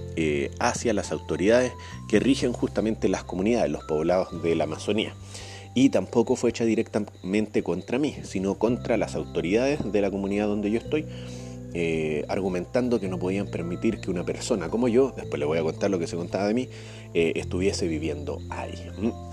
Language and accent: Spanish; Chile; now in Peru